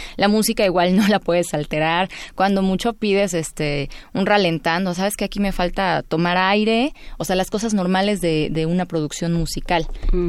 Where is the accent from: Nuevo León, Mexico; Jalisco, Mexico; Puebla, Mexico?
Puebla, Mexico; also born or lived in Veracruz; Soy de Veracruz, aunque residí en Puebla desde los cinco años. Soy de corazón poblano